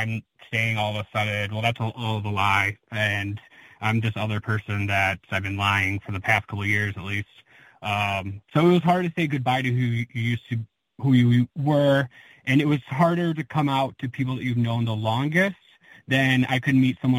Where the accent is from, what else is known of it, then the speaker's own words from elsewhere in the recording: Dearborn, Michigan, United States; I'm from Dearborn, Michigan, which is the suburbs of Detroit. Born and raised, and I'm still here now.